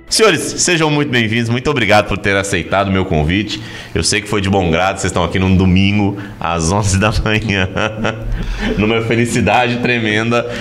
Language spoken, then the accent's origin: Portuguese; Goiânia, Goiás, Brazil; Eu sou de Goiânia.